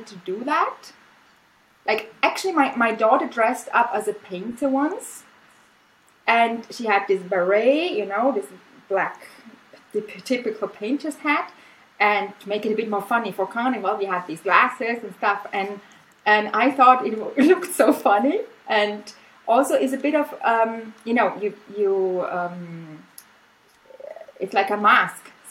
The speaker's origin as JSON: {"language": "English", "country": "Austria", "first_language": "German", "second_language": "English", "moved": "as an adult", "lives_now": "Spain", "said": "I teach German, which is like my native language. It's the language we speak in Austria. We speak German."}